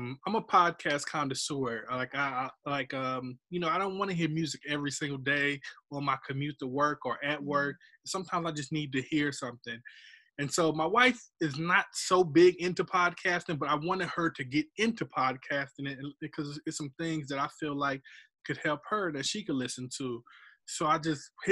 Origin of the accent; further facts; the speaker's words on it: Scotland County, North Carolina, United States; I am from Scotland County.